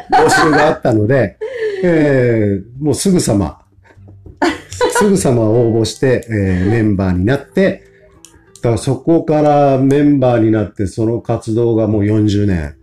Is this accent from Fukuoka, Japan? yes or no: yes; Kotake, Fukuoka, Japan; 自分がもう生まれ育ったの小竹なので